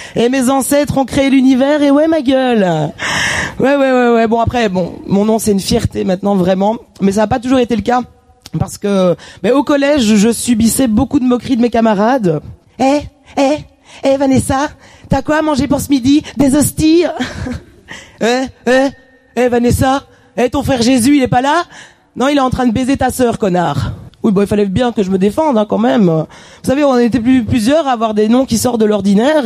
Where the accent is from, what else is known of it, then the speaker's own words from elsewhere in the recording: Wallonia, Belgium; now in France; je suis belge.